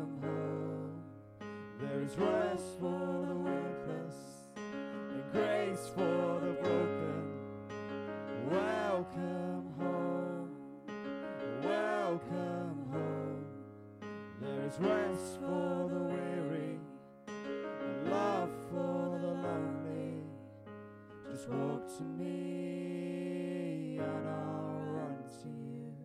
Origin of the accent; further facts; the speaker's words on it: Bedford, East of England, United Kingdom; I'm 24, I'm from Bedford.